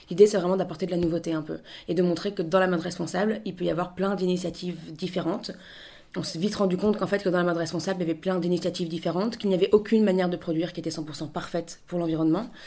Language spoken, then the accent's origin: French; Paris, Île-de-France, France; moved away as an adult; now in Lille, France; J'ai 27 ans, j'ai grandi, je suis née, j'ai grandi à Paris, mais toute ma famille est originaire du, nord, de Lille. Et voilà, je suis, rentrée, je suis rentrée dans le nord du coup il y a deux ans